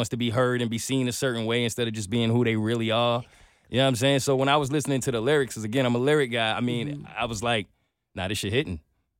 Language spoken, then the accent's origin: English; New York, United States; I'm a New Yorker